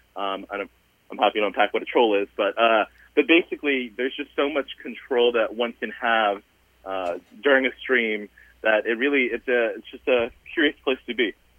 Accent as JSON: {"language": "English", "region": "Southern Virginia", "country": "United States", "tie": "born or raised there", "said": "I'm a first generation Asian American immigrant um, and, you know, I grew up in Southern Virginia"}